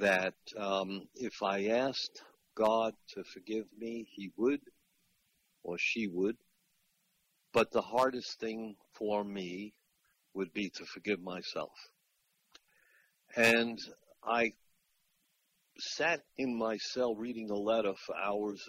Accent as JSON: {"language": "English", "area": "Long Island", "region": "New York", "country": "United States", "tie": "born or raised there", "also_born_or_lived": "Florida", "moved": "as an adult", "said": "I grew up on Long Island in New York"}